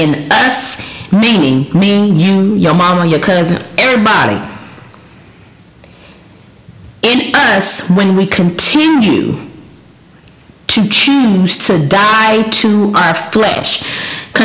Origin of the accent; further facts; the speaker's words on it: Louisiana, United States; I'm from Louisiana. I like food. That's all we do down there